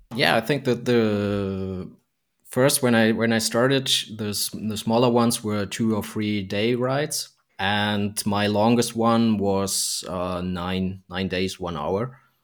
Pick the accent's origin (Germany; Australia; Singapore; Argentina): Germany; also born or lived in Frankfurt; I'm from, from Germany and I'm located in Frankfurt here.